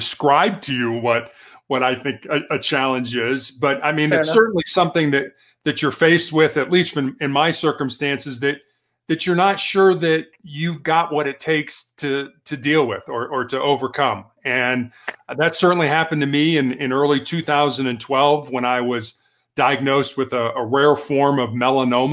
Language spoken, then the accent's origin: English; Chicago, Illinois, United States; moved away as an adult; also born or lived in Charleston, South Carolina / Santa Barbara, California; I was born and raised in Chicago